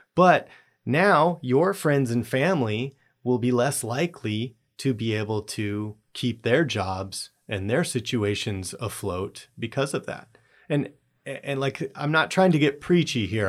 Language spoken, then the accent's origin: English; Southern California, United States; moved away; I grew up in Southern California